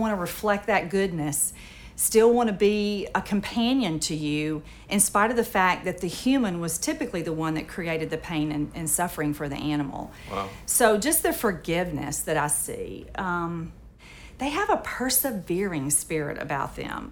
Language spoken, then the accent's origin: English; Moorhead, Mississippi, United States; I was raised in the Mississippi Delta. I was um, a member of a little Methodist church in Moorhead, Mississippi